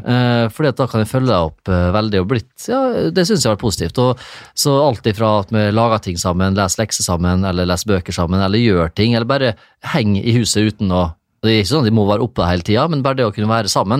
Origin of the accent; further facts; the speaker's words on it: Isfjorden, Møre og Romsdal, Norway; now in Horten, Norway; jeg kommer fra Isfjorden